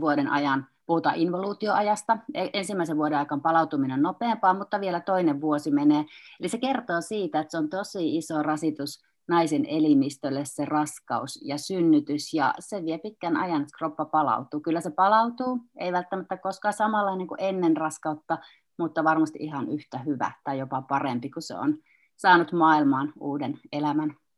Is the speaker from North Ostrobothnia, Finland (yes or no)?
no; Kuopio, North Savo, Finland; olen kuopiolainen kynekologi